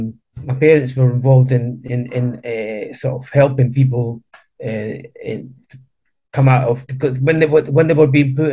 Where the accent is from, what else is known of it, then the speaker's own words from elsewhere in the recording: Chile; I was born in Chile, and with a highly political family. My granddad was in the 1920s a founding member of the Chilean Communist Party. And then, just grew up in a really, really political family in Latin America.